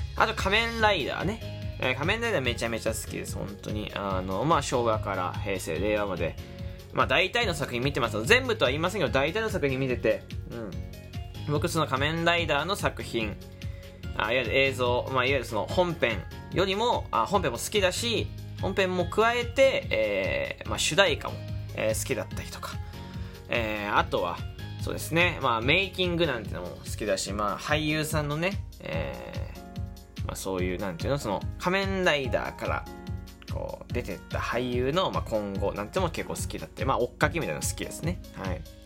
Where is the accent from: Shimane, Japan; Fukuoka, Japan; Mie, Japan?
Fukuoka, Japan; moved away; 福岡出身